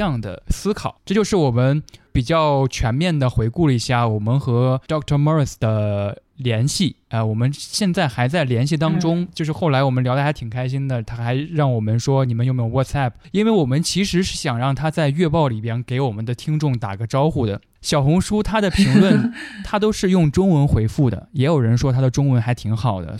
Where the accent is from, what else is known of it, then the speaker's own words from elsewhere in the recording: South West England, United Kingdom; born there; Chinese is a second language; moved away as an adult; also born or lived in Tianshui, China / Xi'an, China; 呃，我出生在英格兰的德文郡，家庭人员都是做殡仪承办人这个工作的。二零零五年，我高中毕业之后，我去了甘肃的天水职业技术学校教英文，教了一年。